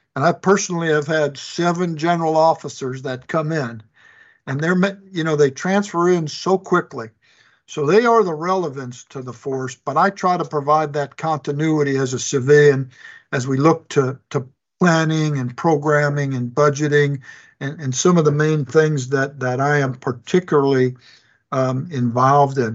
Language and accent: English; Chicago, Illinois, United States; moved away as an adult; was born and raised in Chicago, Illinois